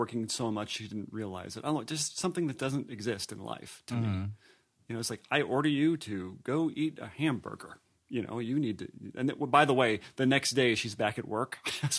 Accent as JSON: {"language": "English", "region": "Indiana", "country": "United States", "said": "I am from Indiana."}